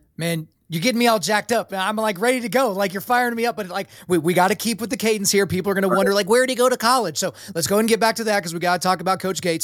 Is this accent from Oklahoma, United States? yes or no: yes; Oklahoma, United States; I was born in Oklahoma, so I'm a Christian